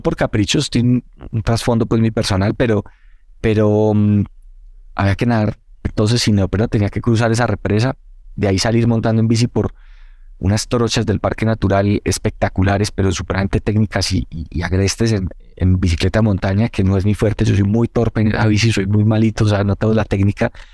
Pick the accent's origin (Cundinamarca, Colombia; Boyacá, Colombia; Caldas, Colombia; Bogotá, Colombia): Caldas, Colombia; Manizales; la mayoría de los del equipo que somos de Manizales, ahí crecimos